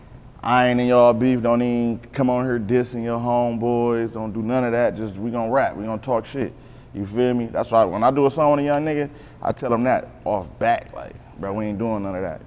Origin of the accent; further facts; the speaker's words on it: Beecher, Michigan, United States; also born or lived in Decatur, Mississippi / Flint, Michigan; I'm a Beecher baby